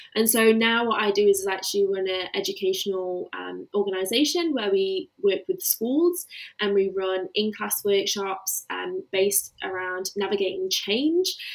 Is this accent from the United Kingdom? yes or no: yes; the Midlands, England, United Kingdom; moved away as an adult; now in Melbourne, Australia; I do currently live in Melbourne, Australia, but I am from the Midlands in England and I moved to Australia four and a half years ago